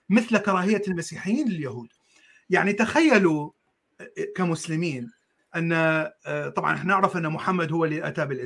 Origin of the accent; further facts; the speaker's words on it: Iraq; born there; also born or lived in Jordan / United States; انا ولدت بالعراق وعشت بالاردن وعشت بامريكا